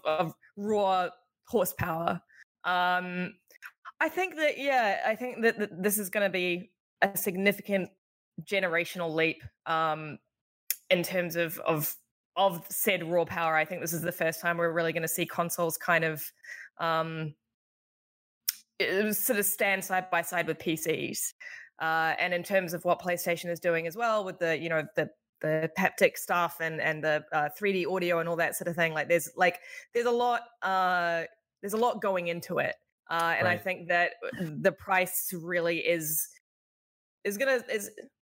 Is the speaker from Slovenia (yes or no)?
no; New Zealand; moved away as an adult; also born or lived in Australia; now in United States; when I was growing up in New Zealand and, you know, I spent the last 8 years in Australia